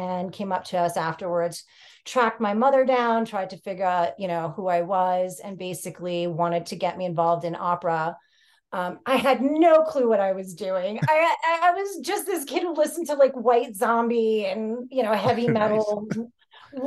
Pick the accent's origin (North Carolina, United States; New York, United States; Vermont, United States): New York, United States; New York City; also born or lived in Greece; I grew up in New York City